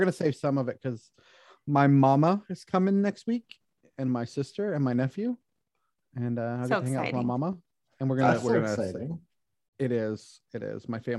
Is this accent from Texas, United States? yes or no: yes; Houston, Texas, United States; I'm from Houston.